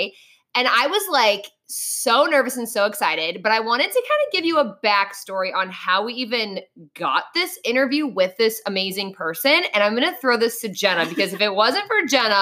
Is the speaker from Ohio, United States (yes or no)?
yes; Ohio, United States; we're from Ohio